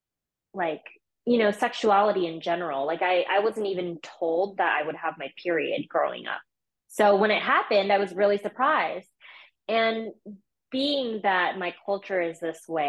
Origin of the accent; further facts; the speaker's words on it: Big Island, Hawaii, United States; moved away as an adult; also born or lived in Portland, Oregon; I grew up in Hawaii on the Big Island, and it was, kind of a small town vibe there.